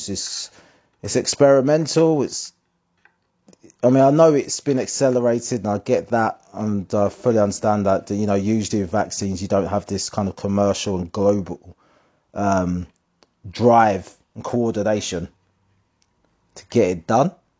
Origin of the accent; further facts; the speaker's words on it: Essex, East of England, United Kingdom; Growing up in Essex